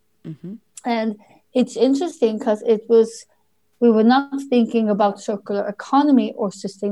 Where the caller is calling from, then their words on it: near Malmö, Skåne, Sweden; I'm calling from Sweden, from the very south part of Sweden, close to Malmö.